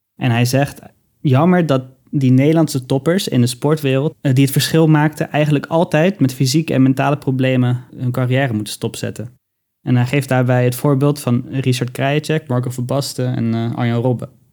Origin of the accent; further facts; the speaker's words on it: Netherlands; we zijn als, als Nederlanders